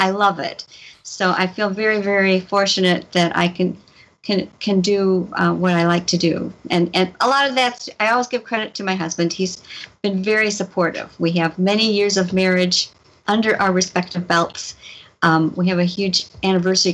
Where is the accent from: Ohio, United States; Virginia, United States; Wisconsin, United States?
Wisconsin, United States; also born or lived in Madison, Wisconsin / Sheboygan / Oshkosh / Platteville; Born in Madison, Wisconsin. I've lived all over different parts of the state